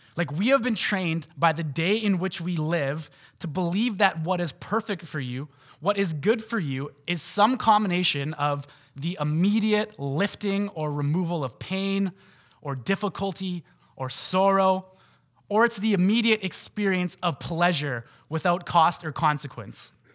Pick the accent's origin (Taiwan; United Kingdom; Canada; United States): Canada; North Vancouver, British Columbia; I grew up in Lynn Valley